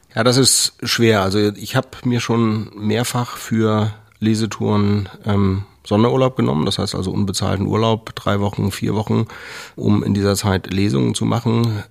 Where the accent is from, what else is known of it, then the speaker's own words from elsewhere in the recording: Schleswig-Holstein, Germany; Ich bin in Schleswig-Holstein groß geworden, in der Nähe vom Schloss Gottorf